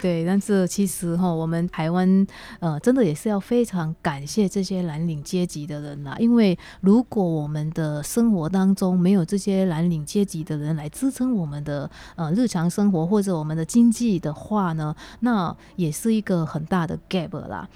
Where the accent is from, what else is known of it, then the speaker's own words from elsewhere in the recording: Indonesia; now in Taiwan; 我这个来自印尼的